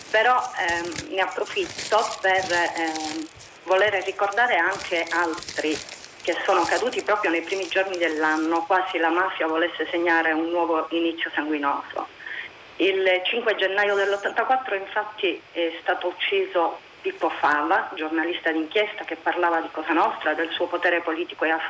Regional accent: Sicily, Italy; Da buona siciliana

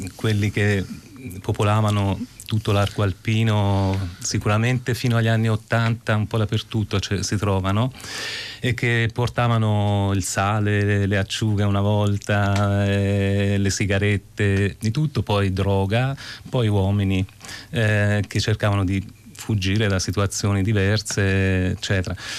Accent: Casentino, province of Arezzo, Tuscany, Italy; moved away; sono un toscano eh, della provincia d'Arezzo, vengo da un piccolo borgo spopolato

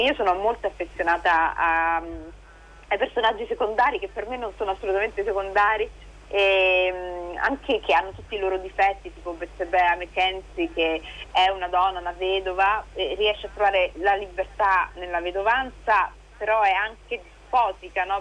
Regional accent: Rome, Lazio, Italy; io sono romana, vivo qui da tantissimo

